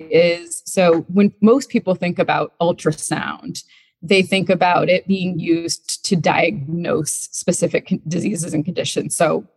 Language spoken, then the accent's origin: English; Vermont, United States; moved away as an adult; now in Charlottesville, United States; I grew up in Vermont